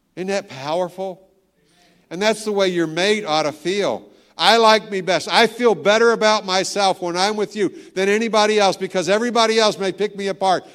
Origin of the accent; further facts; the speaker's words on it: Tennessee, United States; now in Virginia, United States; I'm from Tennessee